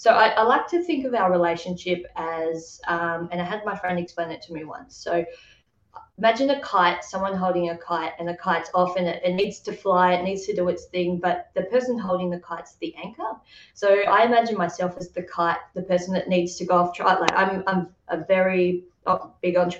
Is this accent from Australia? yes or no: yes; Tasmania, Australia; I grew up in Tasmania, Australia